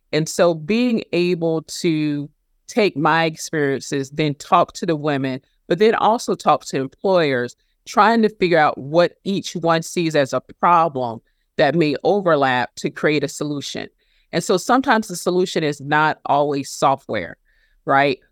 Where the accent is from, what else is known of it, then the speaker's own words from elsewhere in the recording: South Carolina, United States; my home state of South Carolina